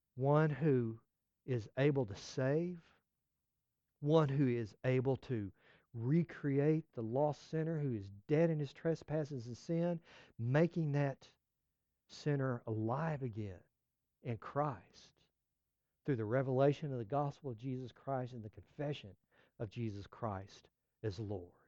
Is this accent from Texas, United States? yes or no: yes; West Texas, United States; moved away as an adult; also born or lived in Florida Keys; I grew up in West Texas